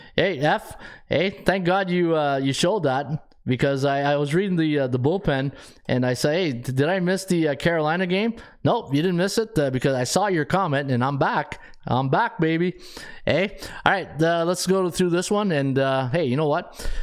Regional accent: Canada; being a Canadian

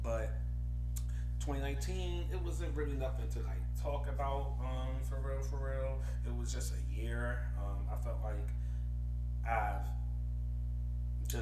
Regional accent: Philadelphia, Pennsylvania, United States; I'm from Philadelphia

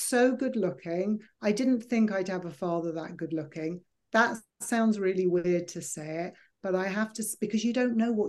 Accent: United Kingdom; moved away; also born or lived in Los Angeles / New Jersey; I'm dark British

